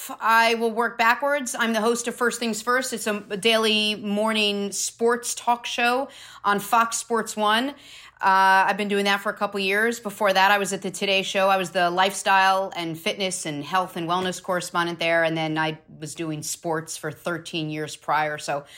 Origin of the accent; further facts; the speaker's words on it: Port-au-Prince, Ouest, Haiti; also born or lived in Jamaica; Yes, I grew up in the Caribbean. I was born in Jamaica, I grew up in Haiti, in Port-au-Prince, Haiti. We spoke French down there.